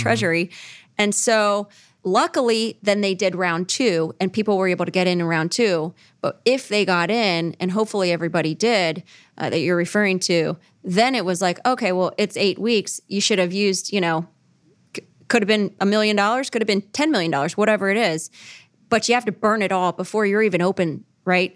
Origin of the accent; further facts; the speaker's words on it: Cincinnati, Ohio, United States; born and raised in Cincinnati